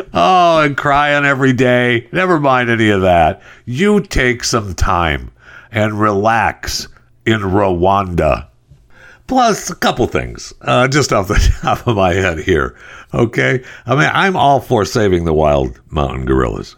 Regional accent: Michigan, United States; I'm from Michigan. I was born and raised in Michigan.

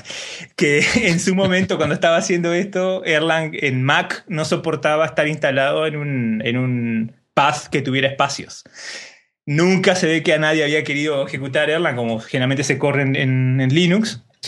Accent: Uruguay; como buen uruguayo

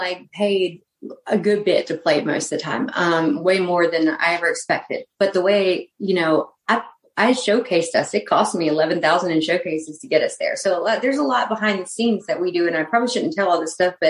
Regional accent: North Carolina, United States; North Carolina.

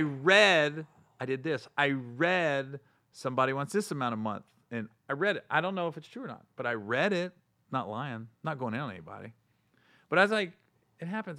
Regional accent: Cincinnati, Ohio, United States; Cincinnati. I'm from Cin-, I'm not from Cleveland.

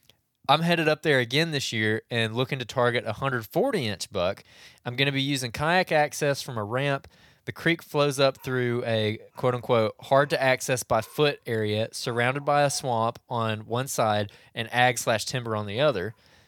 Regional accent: Alabama, United States; I'm from Central West Alabama, and I plan on heading up to Illinois in November and have a few questions.

